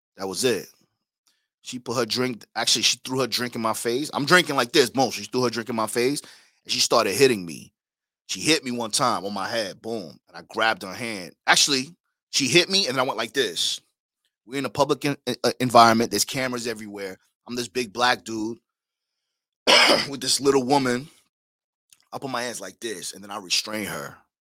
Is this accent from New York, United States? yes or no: yes; West Babylon, New York, United States; also born or lived in Caribbean; I'm from Long Island, Suffolk County, West Babylon to be exact